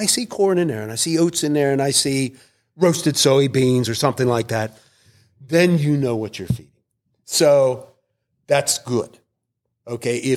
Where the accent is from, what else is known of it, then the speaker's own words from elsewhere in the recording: Pennsylvania, United States; I am from Pennsylvania